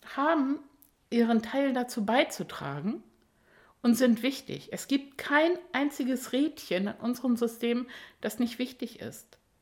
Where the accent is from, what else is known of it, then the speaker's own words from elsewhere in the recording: Germany; hier bei uns in Deutschland